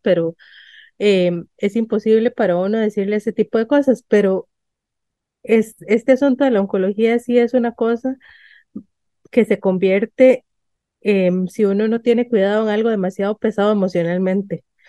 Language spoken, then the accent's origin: Spanish; San Ramón, Alajuela, Costa Rica; yo crecí en San Ramón de Alajuela